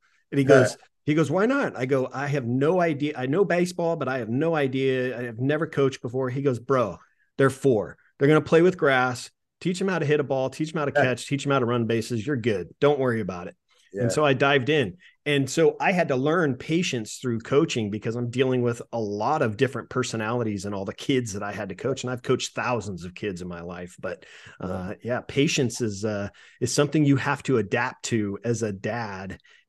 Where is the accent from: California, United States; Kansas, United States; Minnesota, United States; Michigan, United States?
California, United States; I was a volunteer fireman at 17 years old, 16, 17 years old for a little town I grew up in Northern California. And it was a small town. It's like 1,000 people.